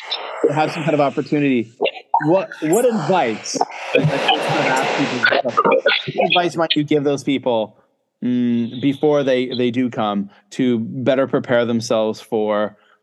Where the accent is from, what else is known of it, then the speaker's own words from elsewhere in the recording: Cape Breton Island, Nova Scotia, Canada; I grew up in Cape Breton Island in Nova Scotia, and we know Nova Scotia is Latin for New Scotland, right?